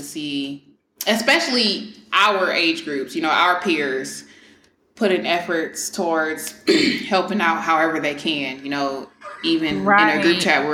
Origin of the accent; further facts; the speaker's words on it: Houston, Texas, United States; moved away; I don't live in Houston, but I'm from Houston